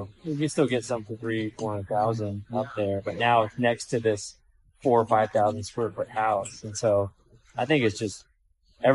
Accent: Silicon Valley, California, United States; now in Tennessee, United States; I'm originally from Silicon Valley, and so it was all apple orchards in the 80s, and we just kept exploding further and further south, and it's all one big metro essentially now.

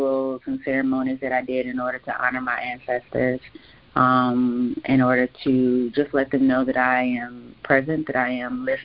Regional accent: Gary, Indiana, United States; I grew up in Gary, Indiana

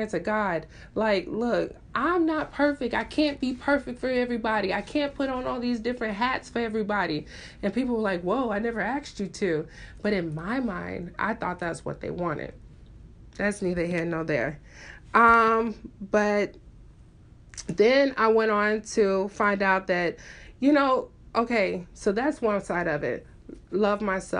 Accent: Memphis, Tennessee, United States; I am from Memphis, Tennessee, Southern Belle, all the way.

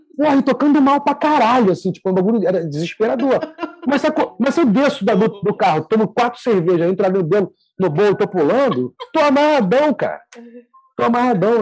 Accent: Rio de Janeiro, Brazil; eu sou do Rio

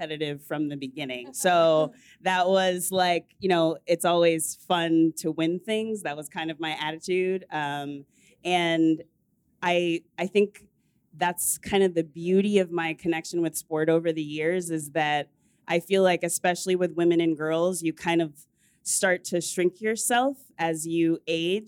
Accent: suburbs of Washington, D.C., Northern Virginia, United States; I grew up in the suburbs. I'm from Northern Virginia of Washington, D.C.

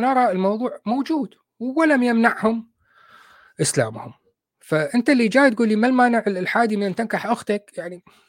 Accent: Iraq

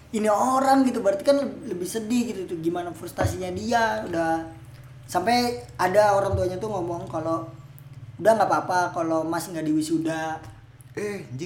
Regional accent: Banten, Indonesia; moved away; gue juga kan orang Banten

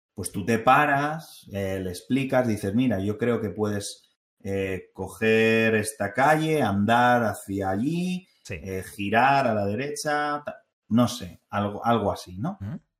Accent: Spain; also born or lived in North Carolina, United States; yo que soy español

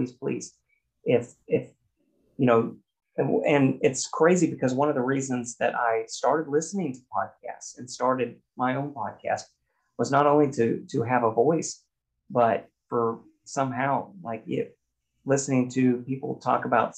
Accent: Oklahoma, United States; growing up in Oklahoma and that kind of thing, in a very masculine environment

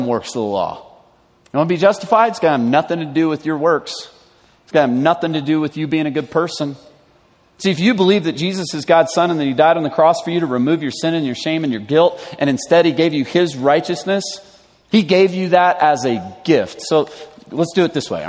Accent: the South, United States; moved away; I grew up in the South.

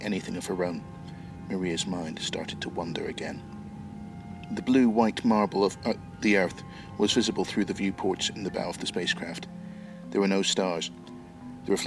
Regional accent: Belfast, Northern Ireland, United Kingdom; moved away as an adult; now in East Midlands, United Kingdom; I'm originally from Ireland. I was born in Belfast, but I left there almost 30

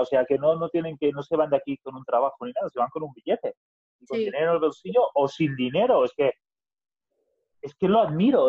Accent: Catalonia, Spain; first language Catalan; Spanish is a second language; los catalanes hablamos el catalán porque es lo que hemos aprendido, es el idioma más fácil, es el idioma de la tierra nuestra

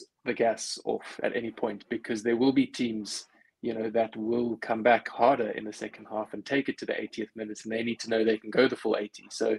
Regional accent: South Africa; as a South African

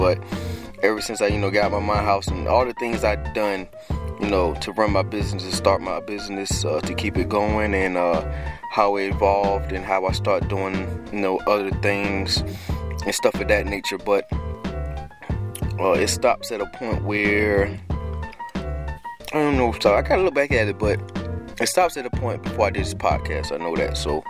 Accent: Trenton, New Jersey, United States; born there; I was born in Trenton, and, you know, when my mom moved down here and stuff like that.

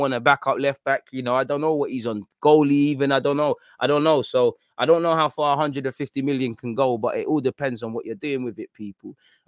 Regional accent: Australia; My parents didn't even speak English at 10. Got absolutely slaughtered growing up in Australia.

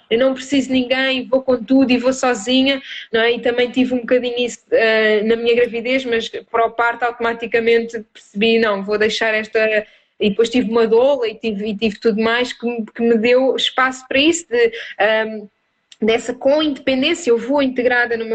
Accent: Almada, Setúbal, Portugal; now in Algarve, Portugal; eu vim de de, de Almada para o Algarve eh, e afastei-me um bocadinho da minha família.

